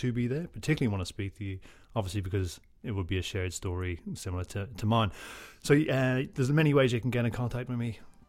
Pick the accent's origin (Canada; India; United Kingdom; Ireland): Ireland; Drogheda, County Louth; moved away; In my hometown of Drogheda.